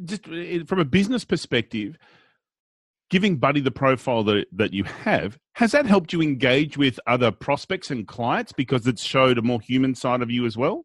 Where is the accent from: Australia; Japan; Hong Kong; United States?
Australia; we're Australian.